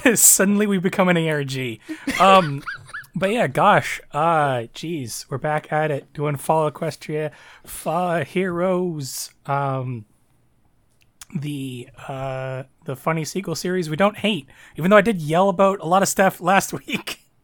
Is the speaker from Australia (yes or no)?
no; Canada; Canada's kind of in a weird spot because, you know, we're, since you know, we're a predominantly, like, white nation.